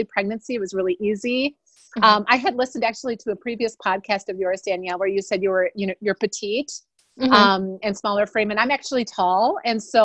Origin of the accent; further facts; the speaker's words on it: Wisconsin, United States; also born or lived in Des Moines, Iowa; now in Minnetonka, United States; I'm originally from Wisconsin and I live now in Minnesota, just west of Minneapolis in Minnetonka, Minnesota with my family